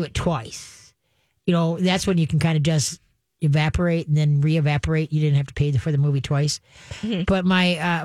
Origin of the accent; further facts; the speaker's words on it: Roseville, United States; Where I grew up in Roseville, there was three cemeteries by our house